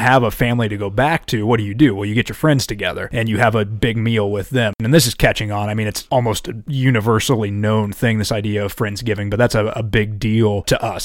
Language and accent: English; Iowa, United States; moved away; I'm from Iowa